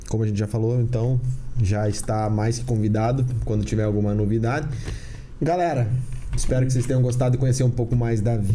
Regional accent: Candói, Paraná, Brazil; moved away; also born or lived in Guarapuava; A gente veio de Guarapuava. A gente saiu de Candói, foi para Guarapuava

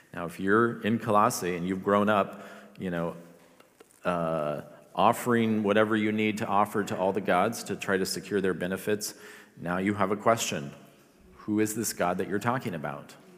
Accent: Philippines; moved away; I grew up in the Philippines

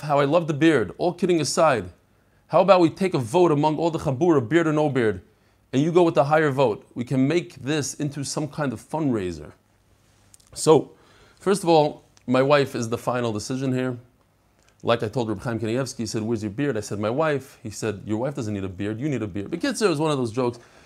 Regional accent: New York City, New York, United States; I love Kensington. That's where I grew up.

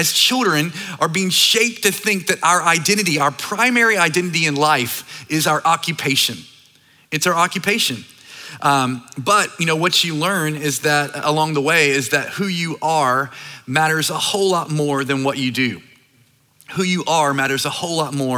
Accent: North Carolina, United States; Started this church in my hometown in North Carolina. It's a small, like, island town

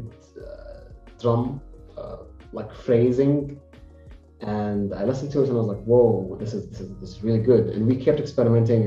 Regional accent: Jeddah, Makkah Province, Saudi Arabia; we're both from Jeddah

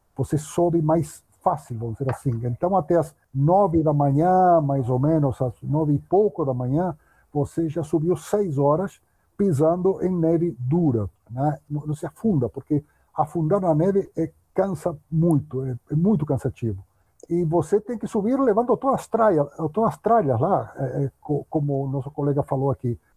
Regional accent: Uruguay; accent: Spanish; Portuguese is a second language; moved away as an adult; now in São Paulo, Brazil; eu morava no Uruguai, eu nasci no Uruguai, morava lá em Uruguai naquela época

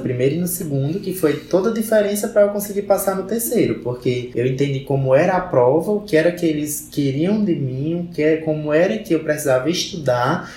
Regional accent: Caririaçu, Ceará, Brazil; Eu sou do CID de Carilhaçu, que vocês também já conhecem, né? É o CID Santa Maria, fica a 18 quilômetros de Carilhaçu.

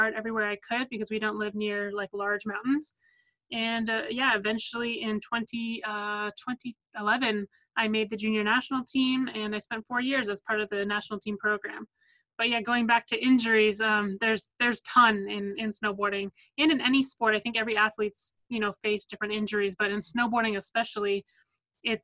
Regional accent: Vancouver, British Columbia, Canada; also born or lived in New Jersey; We were born and raised in Vancouver.

